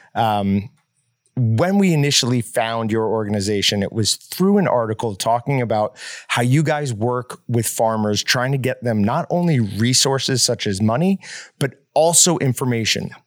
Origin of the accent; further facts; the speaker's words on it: Northeast, United States; now in Kansas, United States; I grew up in the Northeast